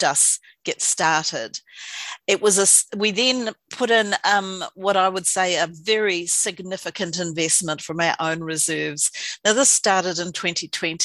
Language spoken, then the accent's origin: English; Invercargill, Southland, New Zealand; moved away as an adult; also born or lived in Dunedin; now in Wellington, New Zealand; I moved to Wellington from Invercargill, from Waihopai, where I was born and bred.